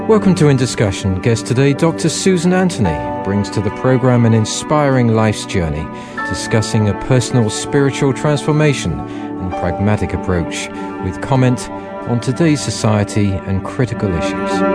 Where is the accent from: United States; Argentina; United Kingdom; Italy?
United Kingdom; Wiltshire, South West England; moved away; I come from Wiltshire